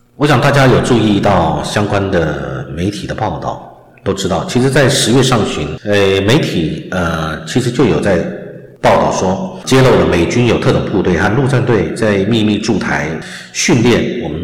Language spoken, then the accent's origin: Chinese; Taiwan; 我们台湾人民